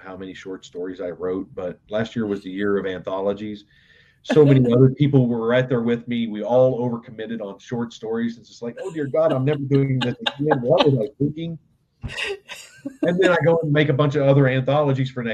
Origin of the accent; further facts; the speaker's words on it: Southern West Virginia, United States; moved away as an adult; I grew up in Southern West Virginia